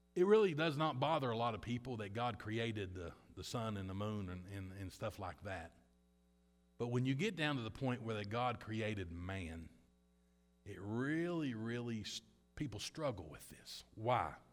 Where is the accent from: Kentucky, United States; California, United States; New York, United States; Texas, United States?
Kentucky, United States; I'm from Kentucky.